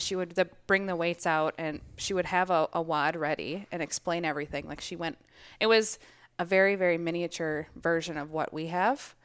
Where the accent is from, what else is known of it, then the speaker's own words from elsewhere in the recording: Minnesota, United States; I am from Minnesota